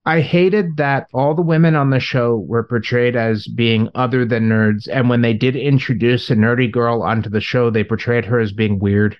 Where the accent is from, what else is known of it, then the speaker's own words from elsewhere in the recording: Long Beach, California, United States; my hometown